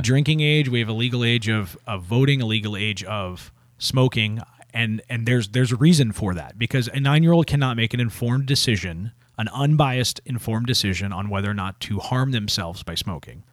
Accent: United States

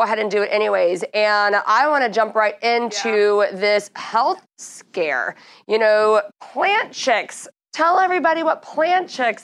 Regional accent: Texas, United States; moved away; my home state in Texas

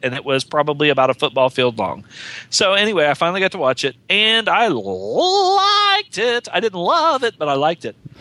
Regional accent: West Virginia, United States; They don't think I sound Southern and I'm from West Virginia

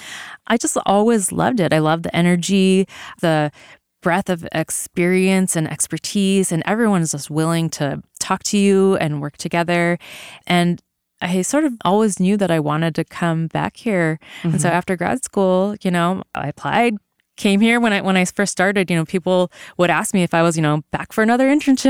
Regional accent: Vancouver, British Columbia, Canada; moved away as an adult; So I grew up in Vancouver, BC.

